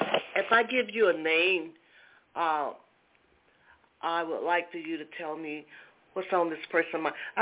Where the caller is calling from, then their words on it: New York City, New York, United States; I'm calling from New York City.